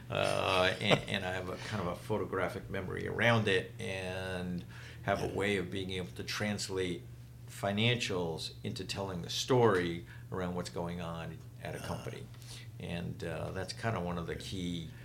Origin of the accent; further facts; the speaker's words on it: New York City, New York, United States; I grew up in Brooklyn.